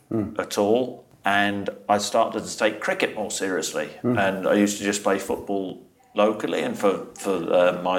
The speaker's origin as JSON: {"language": "English", "town": "Norwich", "region": "East of England", "country": "United Kingdom", "tie": "born or raised there", "also_born_or_lived": "Nottingham", "said": "I wasn't born in Norwich. I was born in Nottingham, but always brought up in Norwich, a little village just outside."}